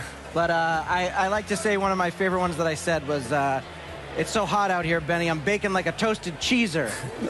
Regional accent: East Coast, United States; I'm from the East Coast

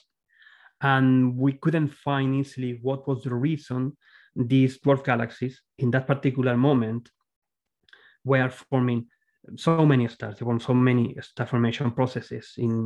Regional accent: Córdoba, Andalusia, Spain; English is a second language; moved away as an adult; now in Australia; my background is Spanish and I'm from Spain. And in that time, I'm talking about the early 80s, the last century, of course, in Spain, in the city of Cordoba, where I was born

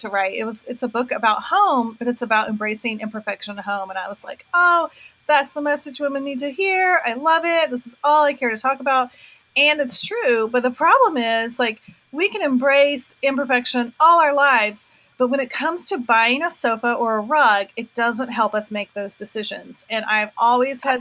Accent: North Carolina, United States; I'm from North Carolina

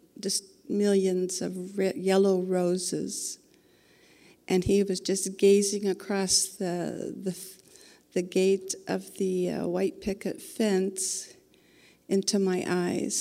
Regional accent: Indiana, United States; I was born and raised in Indiana. I'm a Hoosier

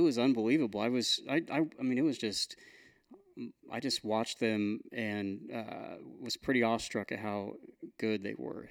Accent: Newton, Kansas, United States; Newton, Kansas is my hometown.

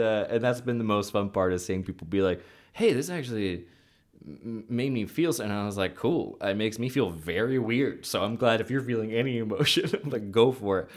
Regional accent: the South, United States; I pride myself in, on some weird level of being from the South

